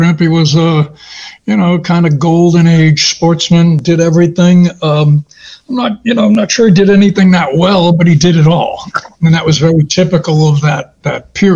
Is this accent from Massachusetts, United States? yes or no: yes; Massachusetts, United States; also born or lived in New Hampshire; now in Maine, United States; Born and raised in Massachusetts